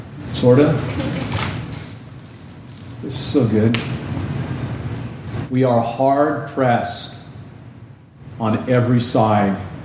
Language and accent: English; Southern California, United States; Growing up in Southern California